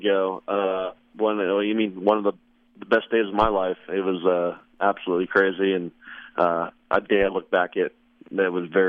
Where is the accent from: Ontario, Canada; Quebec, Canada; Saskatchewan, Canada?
Saskatchewan, Canada; Regina; I grew up in Regina